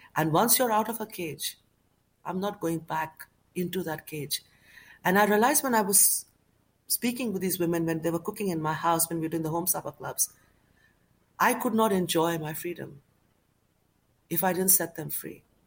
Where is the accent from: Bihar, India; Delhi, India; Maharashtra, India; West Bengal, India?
West Bengal, India; Kolkata; now in United Kingdom; growing up in Calcutta